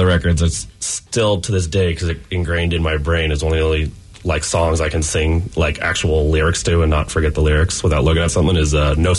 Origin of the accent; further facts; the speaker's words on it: Bay Area, California, United States; moved away; I'm from the Bay Area originally